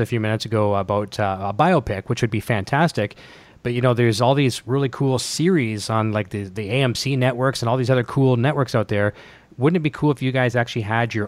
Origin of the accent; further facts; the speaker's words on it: Canada; I'm a Canadian.